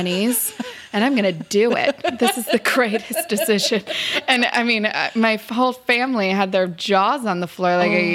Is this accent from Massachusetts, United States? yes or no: no; Los Angeles, California, United States; I grew up here. I grew up